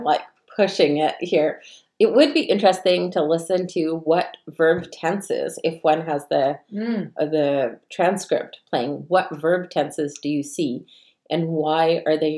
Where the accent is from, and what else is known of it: Canada